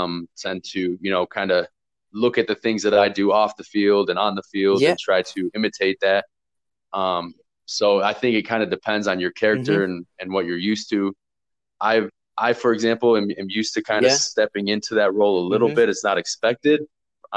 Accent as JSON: {"language": "English", "town": "Rockford", "region": "Illinois", "country": "United States", "also_born_or_lived": "St. Louis, Missouri", "moved": "as an adult", "lives_now": "Innsbruck, Austria", "said": "playing over here as an American"}